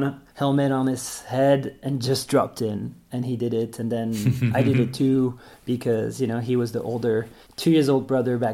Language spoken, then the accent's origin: English; suburbs around Brussels, Brussels-Capital Region, Belgium; moved away as an adult; also born or lived in Berlin / Spain; I come from Belgium. I grew up in the suburbs around Brussels, usually always half an hour away from Brussels